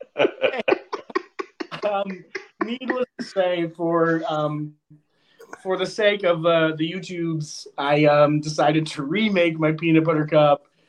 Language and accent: English; Connecticut, United States; I am from Connecticut